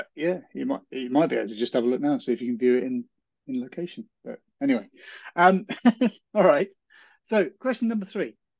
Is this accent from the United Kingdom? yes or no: yes; Hardwick, East of England, United Kingdom; I grew up around Cambridge